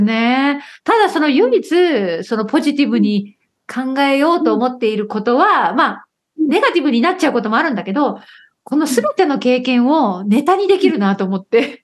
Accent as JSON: {"language": "Japanese", "region": "Okayama", "country": "Japan", "tie": "born or raised there", "moved": "yes", "lives_now": "United Kingdom", "said": "私は岡山出身だから"}